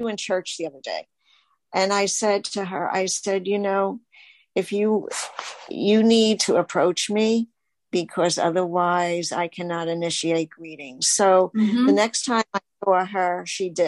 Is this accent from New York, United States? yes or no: yes; New York, United States; I'm from New York